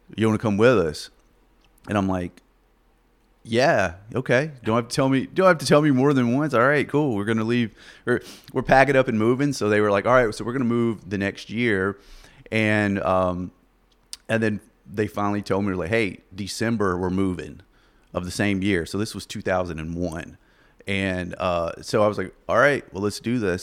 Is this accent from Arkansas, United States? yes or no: yes; Lake Village, Arkansas, United States; moved away as an adult; also born or lived in Plattsburgh, New York; now in Wichita, United States; I was in, born in uh, southeast Arkansas, Lake Village, little little small town